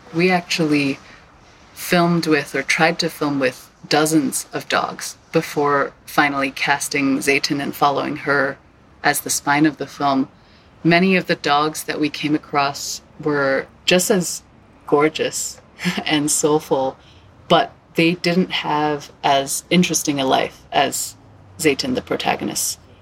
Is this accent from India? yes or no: no; Hong Kong; moved away; also born or lived in New York / Los Angeles / San Francisco; I am from Hong Kong originally, and I've lived in New York and LA and San Francisco.